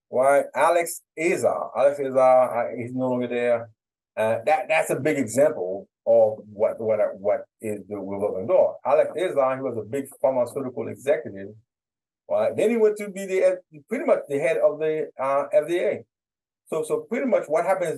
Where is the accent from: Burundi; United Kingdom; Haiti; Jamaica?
Haiti; now in United States; I'm from Haiti